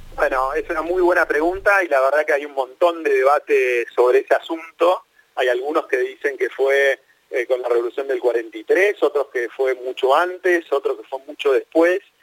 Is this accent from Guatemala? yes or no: no; Argentina